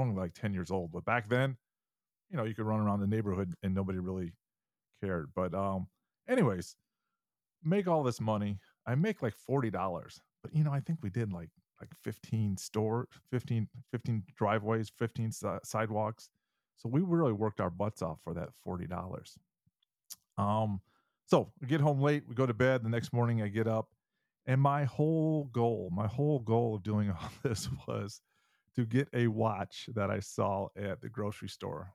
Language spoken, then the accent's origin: English; Michigan, United States; moved away; When I was, um, ten years old, uh, living in Michigan, I'm originally from Michigan